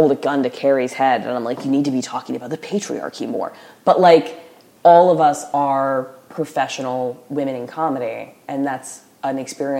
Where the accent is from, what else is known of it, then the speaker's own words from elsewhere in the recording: the Bible Belt, United States; So, like, I grew up in the Bible Belt or whatever, and the people I hated the most were enforcers of the social order.